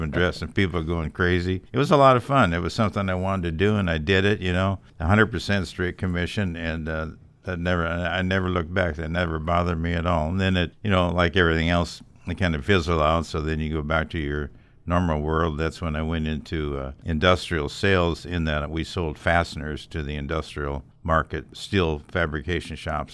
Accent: Sioux Falls, South Dakota, United States; moved away as an adult; I grew up in Sioux Falls, South Dakota

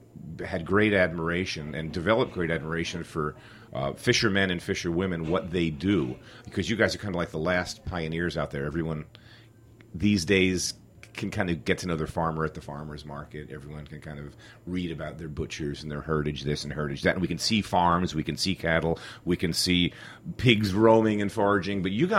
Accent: New York, United States; I'm from New York and I'm a New York chef

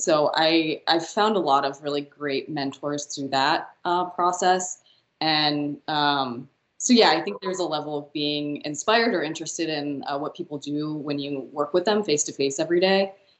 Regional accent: Dayton, Ohio, United States; also born or lived in Westland, Michigan; I am a Dayton kid. Actually, originally a Michigan kid. I was born in Westland, Michigan, right outside of Detroit. So all my extended family's up there.

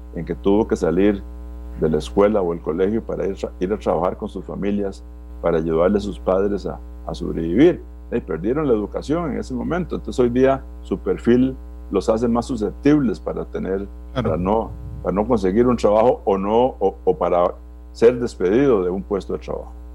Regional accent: Costa Rica; Yo como costarricense

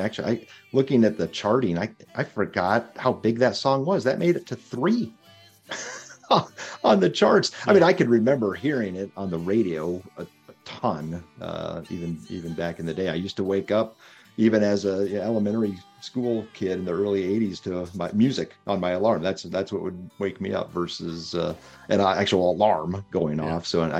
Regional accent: Ontario, Canada; the born and raised in South Detroit, also known as Canada. Or the Detroit River, because there's no South Detroit.

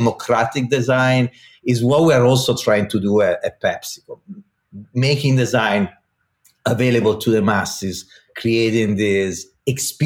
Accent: Italy; accent: Italian; English is a second language; moved away as an adult; also born or lived in Minneapolis, United States; now in United States; at the beginning I was Italian and I was coming to the United States

